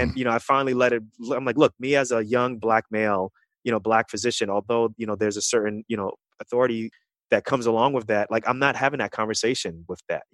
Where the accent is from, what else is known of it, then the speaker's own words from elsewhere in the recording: New York City, New York, United States; also born or lived in Kansas City, Missouri; growing up in Queens, New York